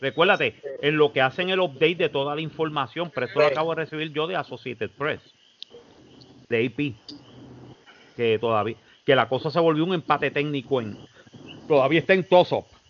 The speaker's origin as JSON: {"language": "Spanish", "country": "Puerto Rico", "moved": "as an adult", "lives_now": "Florida, United States", "said": "los puertorriqueños nos quedamos, ok, chévere, hermano. Este, yo soy ciudadano americano"}